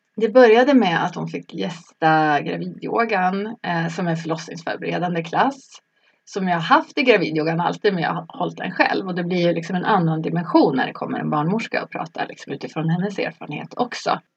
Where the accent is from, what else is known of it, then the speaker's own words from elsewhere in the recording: Norrland, Sweden; moved away as an adult; also born or lived in Stockholm; now in Solna, Sweden; Jag är från Norrland jag har bott i Stockholm sedan jag var kanske 19 eller någonting sånt.